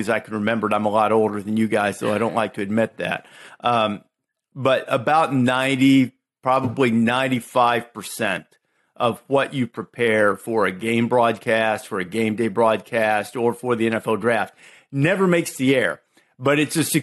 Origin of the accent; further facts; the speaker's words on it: Muscle Shoals, Alabama, United States; accent: Southern; moved away; also born or lived in Chicago; I grew up in Northwest Alabama, and I had a very, very distinct Southern accent